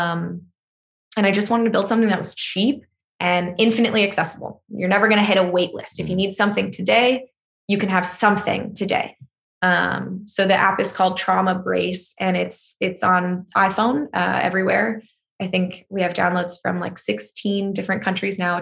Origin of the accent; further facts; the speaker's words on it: United States; an American